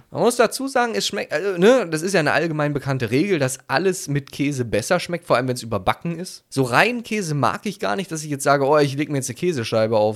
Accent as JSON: {"language": "German", "country": "Italy", "said": "Ja, doch, also ich glaube, mich als Italiener wird das ganz schön sauer machen, wenn Leute Pizza Hawaii mögen würden, ja."}